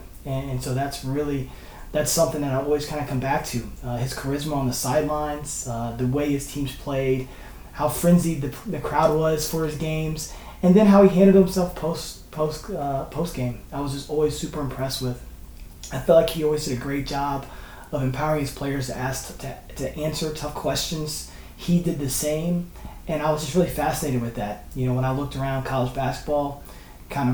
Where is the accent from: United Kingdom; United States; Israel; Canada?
United States; New Kent, Virginia; now in Washington, D.C., United States; growing up in New Kent is just such a small town.